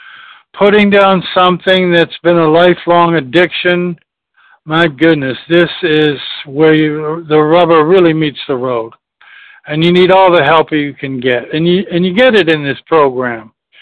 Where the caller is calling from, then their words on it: Charleston, South Carolina, United States; from Charleston, South Carolina.